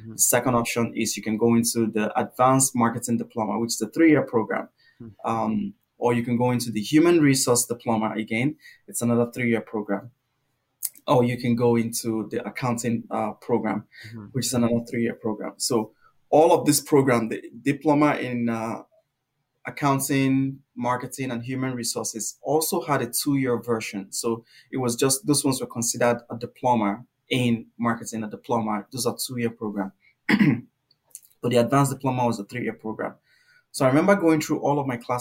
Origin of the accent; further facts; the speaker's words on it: Nigeria; moved away as an adult; now in Canada; growing up in Nigeria, learning English in Nigeria